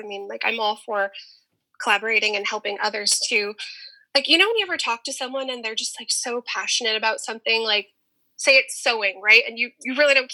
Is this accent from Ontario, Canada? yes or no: yes; Windsor, Ontario, Canada; I was born in Canada. I've lived here my whole life